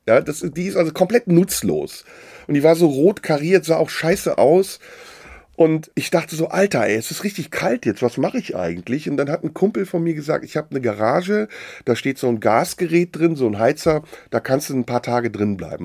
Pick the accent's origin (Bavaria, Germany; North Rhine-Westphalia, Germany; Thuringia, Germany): North Rhine-Westphalia, Germany; between Düsseldorf and Cologne; also born or lived in Istanbul, Turkey; Ich bin in Deutschland aufgewachsen, relativ früh äh, hier hingekommen mit zwei im Rheinland